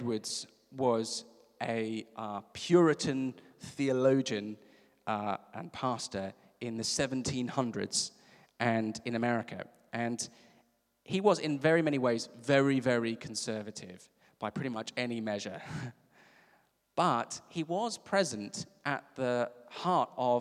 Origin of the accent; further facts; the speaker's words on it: South Africa; I'm from South Africa.